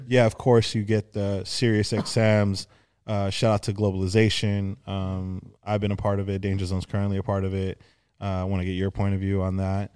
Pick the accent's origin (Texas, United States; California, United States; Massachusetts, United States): California, United States; Los Angeles; growing up in the San Fernando Valley, uh, specifically Arlita